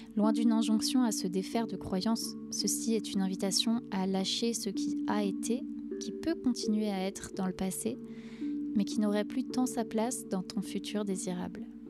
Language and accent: French; France; je suis née et j'ai grandi en France